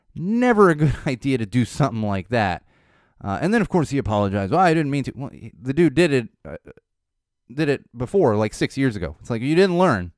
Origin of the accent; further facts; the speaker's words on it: San Diego, California, United States; now in Los Angeles, United States; where I grew up in San Diego